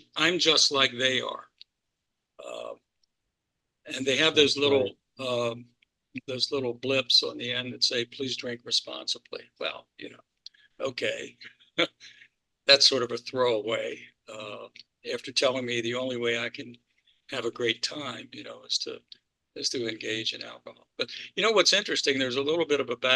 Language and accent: English; Baltimore, Maryland, United States; I grew up in Baltimore and Maryland